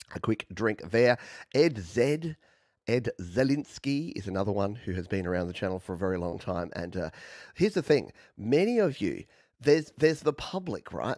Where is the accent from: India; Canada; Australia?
Australia; accent: Australian; my weird Australian accent